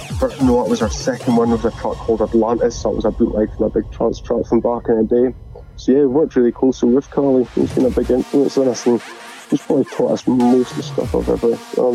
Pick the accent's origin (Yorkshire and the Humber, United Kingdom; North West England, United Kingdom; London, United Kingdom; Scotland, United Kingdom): Scotland, United Kingdom; Elgin; my hometown of Elgin